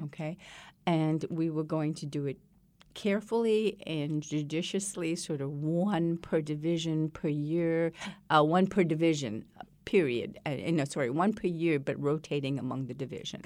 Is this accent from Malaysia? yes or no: yes; Malaysia; now in United States; I was born and raised in Malaysia